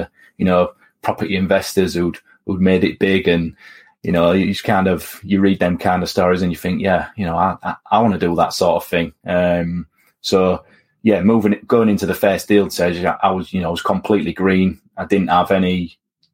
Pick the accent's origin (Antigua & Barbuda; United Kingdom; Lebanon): United Kingdom; Hull, Yorkshire and the Humber; moved away as an adult; also born or lived in Aberdeen; I was born and raised on the Preston Road Council Estate in Hull, which is in East Yorkshire